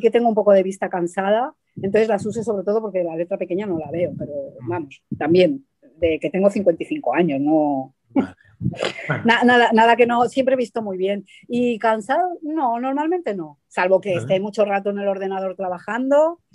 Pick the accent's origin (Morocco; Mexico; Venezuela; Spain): Spain; Madrid, Community of Madrid; also born or lived in Argentina; yo nací en Argentina luego de pequeña me fui a vivir a Madrid